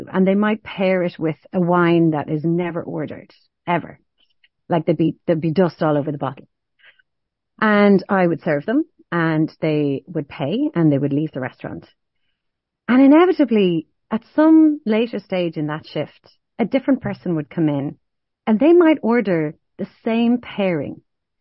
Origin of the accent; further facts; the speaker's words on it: Ireland; I am an Irish woman with red hair and pale skin and freckles